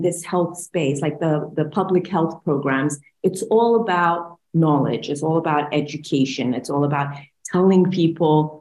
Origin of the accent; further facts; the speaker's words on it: Bahrain; I'm from Bahrain, so I'm from the GCC